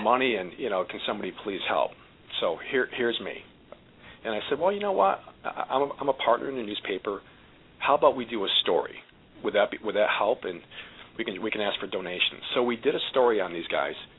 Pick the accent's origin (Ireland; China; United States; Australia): United States; Watertown, New York; I was actually born and raised in Watertown, New York, up north a little bit